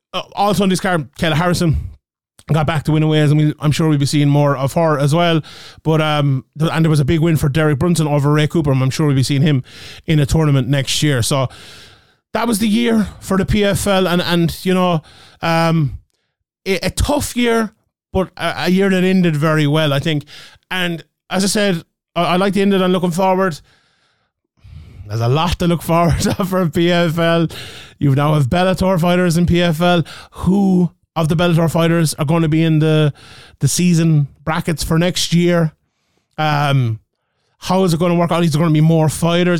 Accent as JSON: {"language": "English", "country": "Ireland", "said": "as an Irish man"}